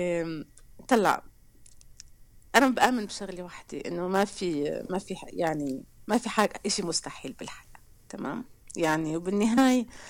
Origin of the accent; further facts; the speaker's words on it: Acre, Northern District, Israel; moved away as an adult; also born or lived in Haifa; now in Berlin, Germany; أنا بنت بنت مدينة عكا مدينة على الساحل